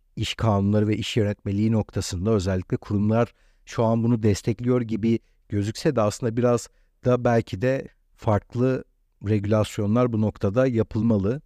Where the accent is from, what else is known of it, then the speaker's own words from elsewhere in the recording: Istanbul, Turkey; ben burada doğduğum, burada büyüdüğüm için